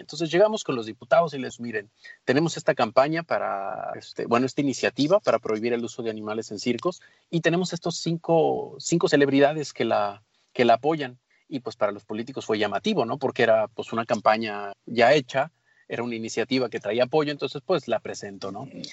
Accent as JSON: {"language": "Spanish", "country": "Mexico"}